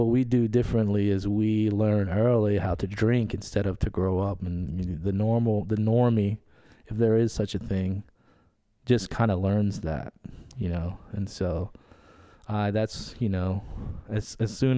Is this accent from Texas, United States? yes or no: no; Metairie, Louisiana, United States; I was born in Metairie